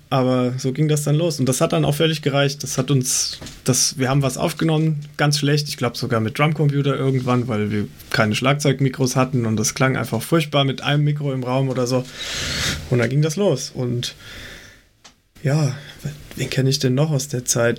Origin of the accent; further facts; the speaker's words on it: Weilburg, Hesse, Germany; moved away as an adult; also born or lived in Gießen; now in near Gießen, Germany; wir kommen alle aus der Weilburger Ecke, das ist zwischen Gießen und Limburg mittendrin